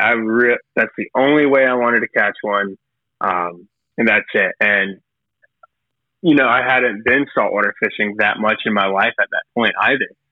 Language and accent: English; McDonough, Georgia, United States; now in Brunswick, United States; I'm from South Atlanta, McDonough proper